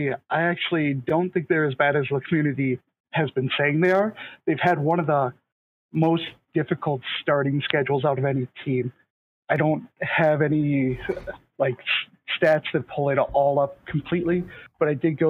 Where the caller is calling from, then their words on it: Minnesota, United States; I am calling from Minnesota.